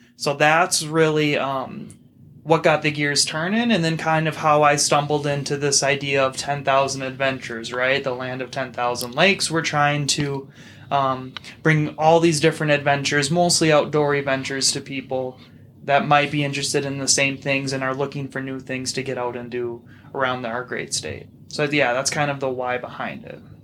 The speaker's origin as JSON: {"language": "English", "region": "Minnesota", "country": "United States", "tie": "born or raised there", "said": "I'm from Minnesota. I was raised in Minnesota, same with you"}